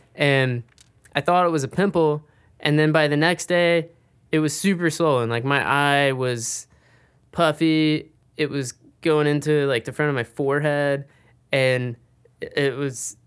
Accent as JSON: {"language": "English", "region": "Mississippi", "country": "United States", "also_born_or_lived": "San Diego", "moved": "yes", "said": "I'm originally from Mississippi, and I'd move out to San Diego"}